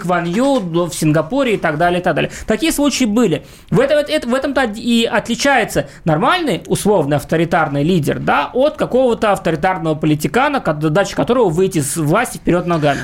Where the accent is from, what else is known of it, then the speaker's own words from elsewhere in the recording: Tashkent, Uzbekistan; moved away; Я там родился, и я там вырос, в Ташкенте